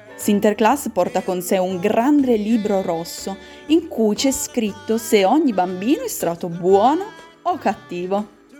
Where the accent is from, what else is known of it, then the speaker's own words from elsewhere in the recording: Moncalieri, Piedmont, Italy; io sono nata qui a, a Moncaglieri, quindi qua in Piemonte